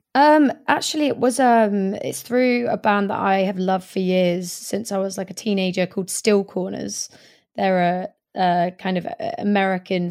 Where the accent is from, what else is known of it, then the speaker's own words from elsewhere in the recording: Swindon, South West England, United Kingdom; also born or lived in Hackney, London / Greenwich, London; now in London, United Kingdom; my hometown of Swindon